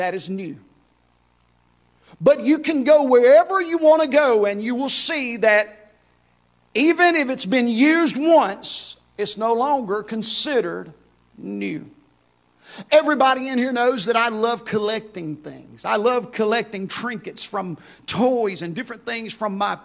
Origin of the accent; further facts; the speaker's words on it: Houston, Mississippi, United States; moved away; my hometown of Houston, Mississippi